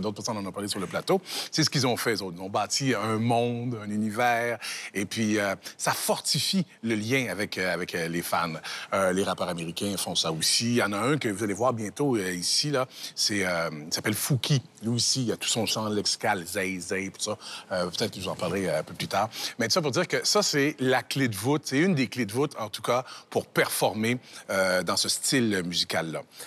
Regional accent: Canada; chez nous, chez nous au Canada

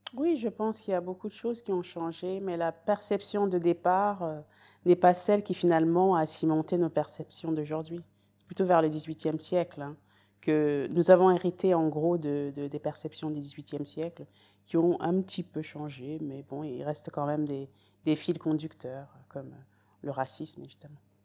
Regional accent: Paris, Île-de-France, France; moved away as an adult; also born or lived in Great Britain; now in United Kingdom; j'ai grandi à Paris

